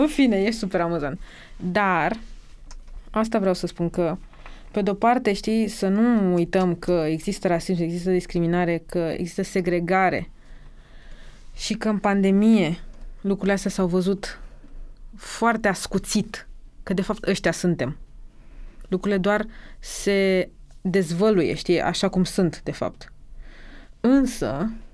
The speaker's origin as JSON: {"language": "Romanian", "country": "Romania", "also_born_or_lived": "Bucharest", "said": "în propria noastră țară, de când ne naștem aici"}